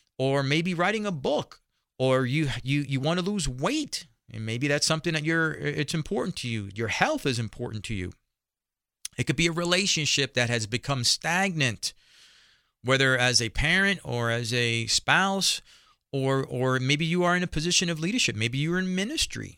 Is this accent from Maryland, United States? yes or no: no; New York City, New York, United States; him and I grew up also in the Bronx, New York